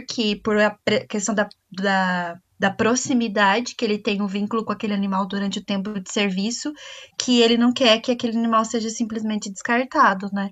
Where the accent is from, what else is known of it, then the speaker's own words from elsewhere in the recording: Brazil; somos nós brasileiros